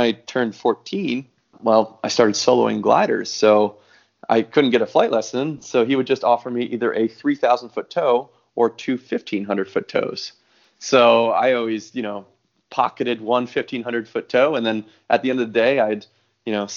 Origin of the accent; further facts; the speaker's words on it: New Jersey, United States; moved away as an adult; now in Hawaii, United States; I grew up in New Jersey